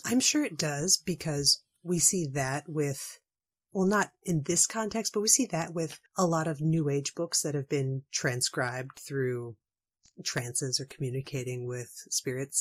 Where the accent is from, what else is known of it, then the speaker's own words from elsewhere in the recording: Washington, United States; my home state of Washington